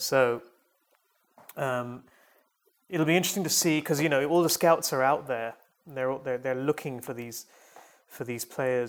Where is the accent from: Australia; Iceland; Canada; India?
India; Chennai, Tamil Nadu; It's my hometown team, in fact, the Chennai Super Kings.